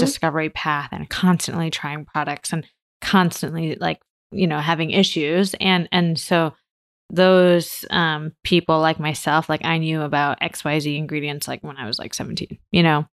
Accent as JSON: {"language": "English", "region": "Michigan", "country": "United States", "tie": "born or raised there", "also_born_or_lived": "New York", "moved": "yes", "lives_now": "San Francisco, United States", "said": "I grew up in Michigan, and my family um, were Taiwanese"}